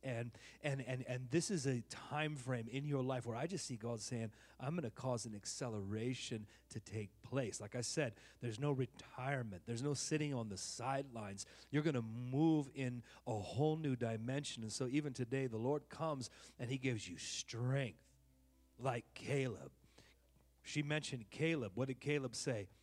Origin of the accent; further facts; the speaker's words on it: Oakland, California, United States; now in Texas, United States; I'm from Oaktown